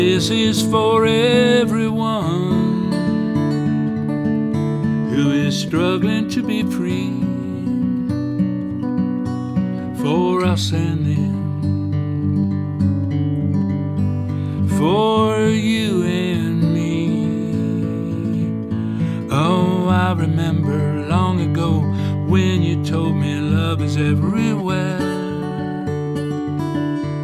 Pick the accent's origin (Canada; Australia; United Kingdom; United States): United States; Clayton, New Mexico; I grew up in this little town in New Mexico, Clayton